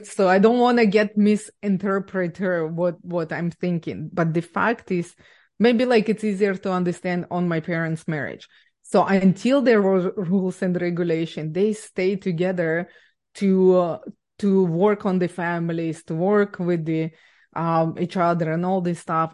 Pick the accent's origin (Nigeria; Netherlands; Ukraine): Ukraine; English is a second language; now in Canada; I was born and raised in Ukraine